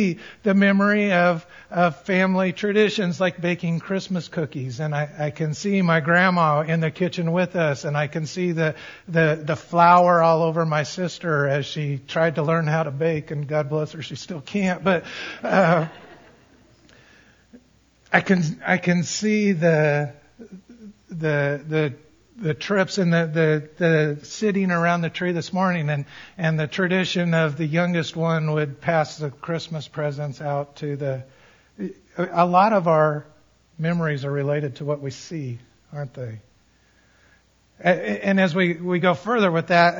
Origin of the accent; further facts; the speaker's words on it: Colorado, United States; I grew up in Colorado